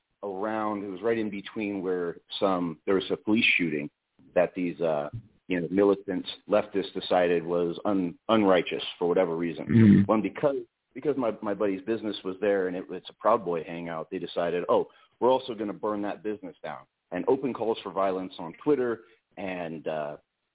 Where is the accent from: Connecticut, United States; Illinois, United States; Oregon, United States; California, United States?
Oregon, United States; Portland; I'm from Portland